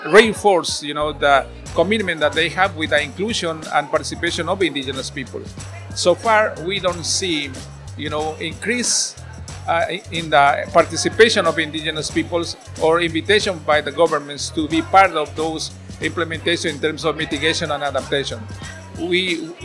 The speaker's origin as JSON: {"language": "English", "region": "Ecuadorian Amazon", "country": "Ecuador", "said": "I am a Quechua from the Ecuadorian Amazon"}